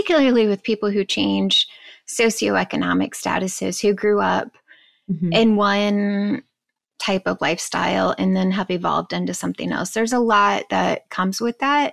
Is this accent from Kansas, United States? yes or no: yes; Kansas, United States; I'm from Kansas.